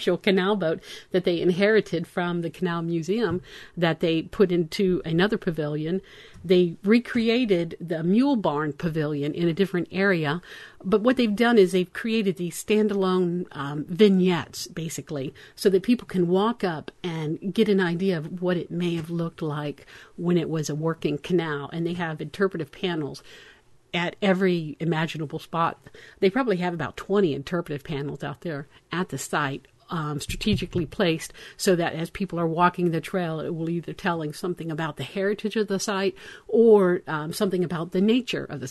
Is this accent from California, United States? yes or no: no; Florida, United States; moved away; I'm from Florida, so I'm telling you pinfish, because that's what we call them